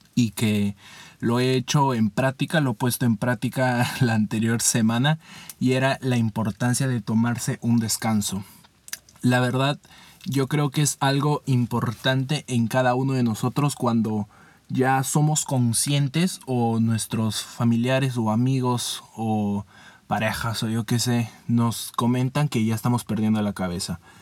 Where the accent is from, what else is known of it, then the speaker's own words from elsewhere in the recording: Peru; mi país Perú